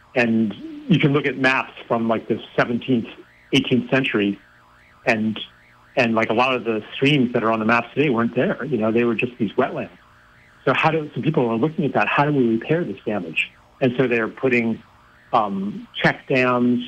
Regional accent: Pennsylvania, United States; I grew up in Pennsylvania

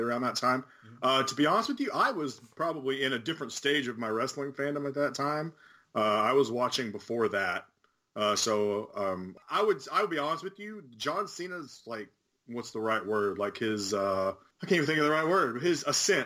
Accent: Memphis, Tennessee, United States; I grew up in Memphis, so obviously it's a huge wrestling town

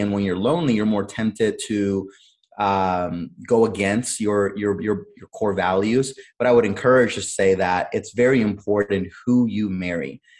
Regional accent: Cleveland, Ohio, United States; also born or lived in Honduras; I was born in Honduras, but I came over to the United States at a very, very young age. I was six years old, um, so practically grew up here and um, grew up in Cleveland, Ohio

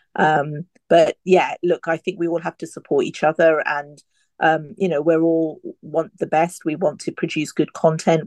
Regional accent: United Kingdom; an Indian woman, uh, you know, born and brought up here

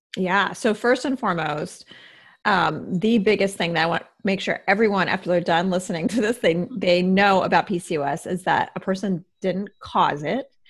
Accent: Midwest, United States; moved away; also born or lived in East Coast; I grew up in the Midwest

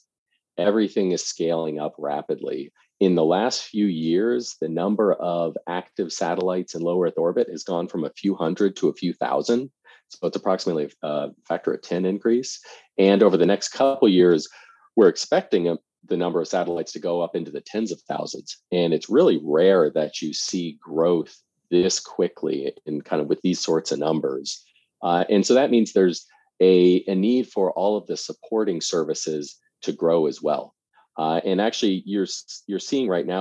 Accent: suburbs of Washington, D.C., Northern Virginia, United States; I grew up in the suburbs of Washington, D.C., so Northern Virginia

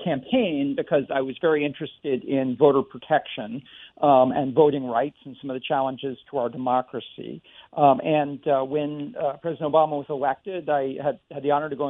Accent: Worcester County, Massachusetts, United States; I grew up in Worcester County, and like many people from central Massachusetts

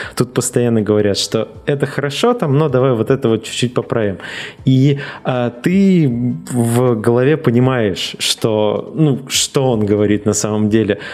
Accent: Russia; moved away as an adult; also born or lived in Czech Republic; now in Canada; я из России

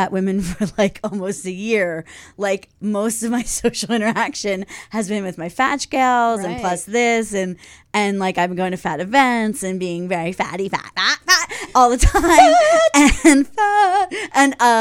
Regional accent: Philadelphia, Pennsylvania, United States; I'm from Philadelphia, and we spell W-A-T-E-R. We pronounce that water.

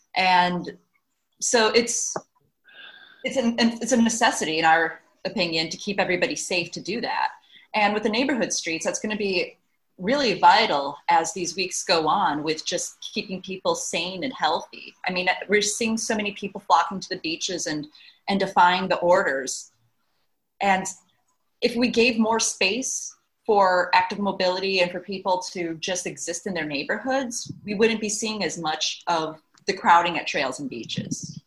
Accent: Midwest, United States; now in Los Angeles, United States; I'm from the Midwest as well, too.

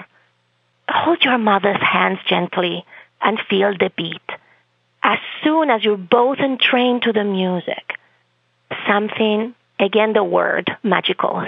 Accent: Spain; first language Spanish; English is a second language; moved away as an adult; also born or lived in Boston, Massachusetts; now in Massachusetts, United States; I come from Spain. That's my native language, even though I have a great Bostonian accent.

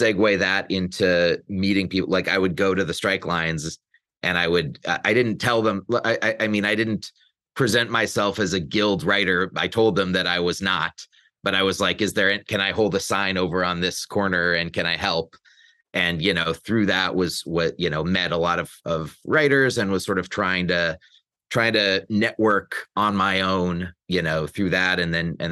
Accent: Olympia, Washington, United States; moved away as an adult; also born or lived in New York; now in Los Angeles, United States; I hail from Olympia, Washington. I grew up there. My spent my whole childhood there

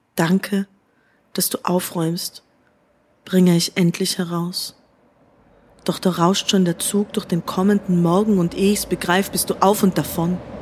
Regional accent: Tyrol, Austria; now in Berlin, Germany; ich bin Tirolerin

